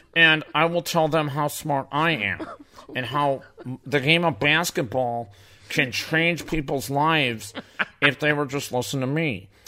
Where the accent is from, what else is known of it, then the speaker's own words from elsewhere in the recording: Chicago, Illinois, United States; Irish and I'm from Chicago